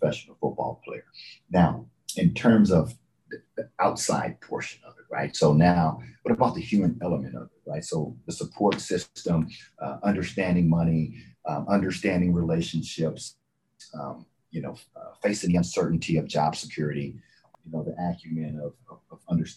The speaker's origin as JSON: {"language": "English", "region": "Texas", "country": "United States", "tie": "born or raised there", "said": "So I was raised in Texas"}